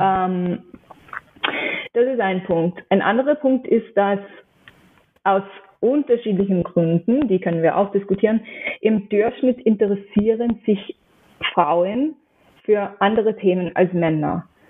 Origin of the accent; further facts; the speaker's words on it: New York City, New York, United States; German is a second language; moved away as an adult; also born or lived in Pennsylvania; now in Austria; Ich bin in New York aufgewachsen